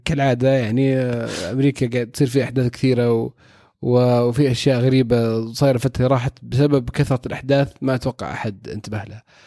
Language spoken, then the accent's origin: Arabic; Saudi Arabia; عندنا في السعوديه